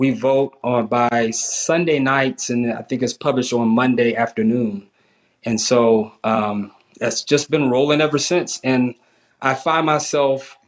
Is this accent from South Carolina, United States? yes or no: yes; South Carolina, United States; I grew up in South Carolina, which was a bedrock of, FBS and FCS teams.